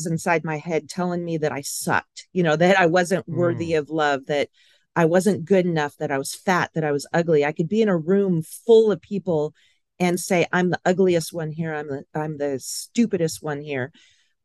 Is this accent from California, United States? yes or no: yes; Pasadena, California, United States; I was born in Pasadena, so originally from Southern California